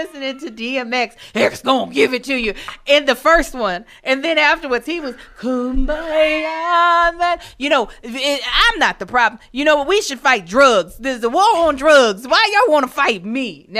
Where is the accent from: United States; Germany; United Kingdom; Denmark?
United States; Baltimore, Maryland; my hometown of Baltimore